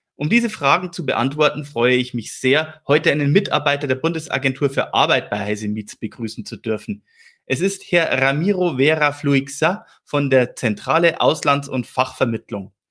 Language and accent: German; Regensburg, Bavaria, Germany; Ich selber bin ja gebürtiger Regensburger